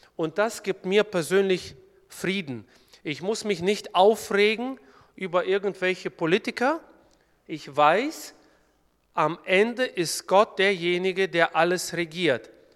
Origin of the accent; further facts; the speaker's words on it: Kyrgyzstan; now in Germany; Eigentlich komme ich gebürtig aus Kirgistan